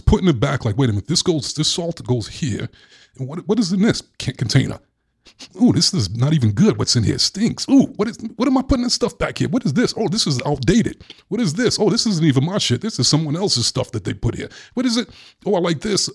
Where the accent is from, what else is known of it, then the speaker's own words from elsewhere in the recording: Brooklyn, New York, United States; Growing up in Brooklyn, I was a really sweet kid